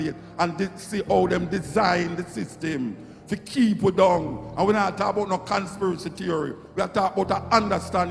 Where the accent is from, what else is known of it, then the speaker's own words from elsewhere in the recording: Jamaica; I'm Jamaican